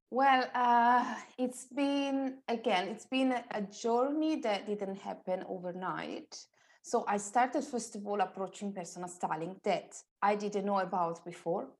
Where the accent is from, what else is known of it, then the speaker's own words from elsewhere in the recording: Italy; moved away as an adult; now in London, United Kingdom; I'm originally from Italy, and I used to live in Italy until five and a half years ago